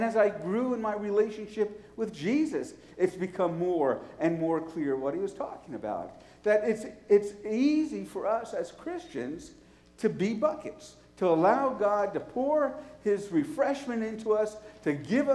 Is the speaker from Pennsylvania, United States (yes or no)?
no; New York City, New York, United States; moved away; also born or lived in Nashville; I was from New York City